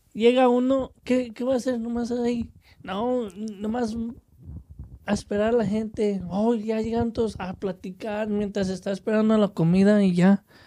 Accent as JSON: {"language": "Spanish", "country": "Mexico", "said": "somos mexicanos"}